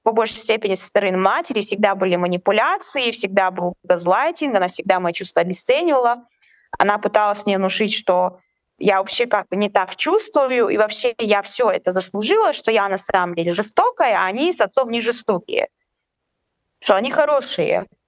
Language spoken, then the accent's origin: Russian; Chechnya, Russia; moved away; мне 25 лет, я из а, Чечни.